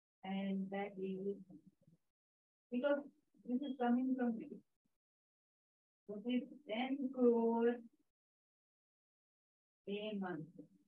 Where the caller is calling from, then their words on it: Sweden; So that was my daughter, and we're calling from Sweden